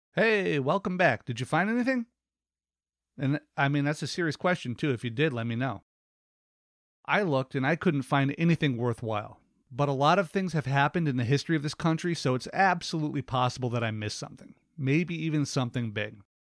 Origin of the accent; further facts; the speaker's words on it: United States; Americans, we are encouraged to vote.